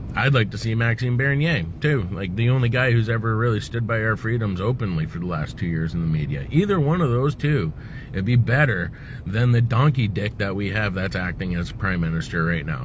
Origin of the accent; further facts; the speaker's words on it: Canada; I was born in Canada